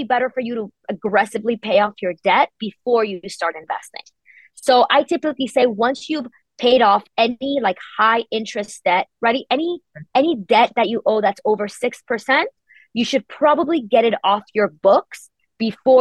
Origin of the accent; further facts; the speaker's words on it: Spain; now in United States; I'm originally from Spain